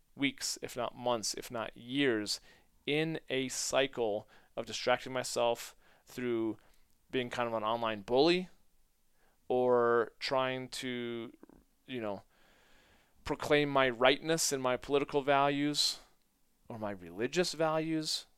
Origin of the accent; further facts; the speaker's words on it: United States; being American